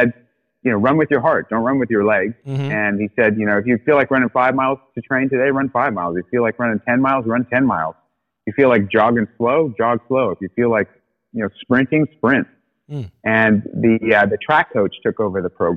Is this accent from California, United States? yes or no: yes; South Orange County, Southern California, United States; also born or lived in Australia; Born in Southern California. Yep, born in South Orange County.